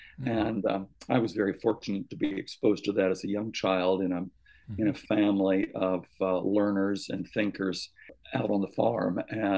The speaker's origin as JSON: {"language": "English", "town": "Carthage", "region": "Missouri", "country": "United States", "tie": "born or raised there", "moved": "yes", "lives_now": "Columbia, United States", "said": "Carthage. Right. Southwest Missouri, Jasper County."}